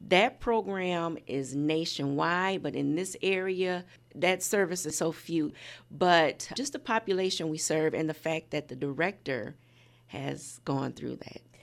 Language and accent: English; Michigan City, Indiana, United States; also born or lived in Chicago; I'm from Michigan City, such a small town